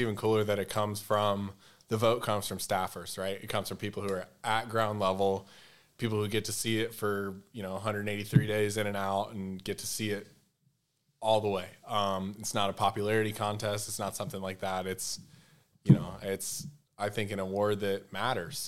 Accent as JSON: {"language": "English", "region": "Southeast", "country": "United States", "tie": "born or raised there", "said": "I grew up in the Southeast"}